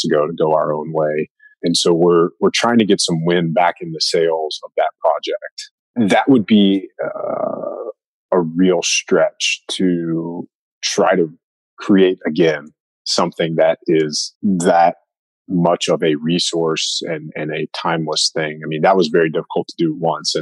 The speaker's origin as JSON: {"language": "English", "region": "East Coast", "country": "United States", "tie": "born or raised there", "said": "I grew up hunting whitetails on the East Coast"}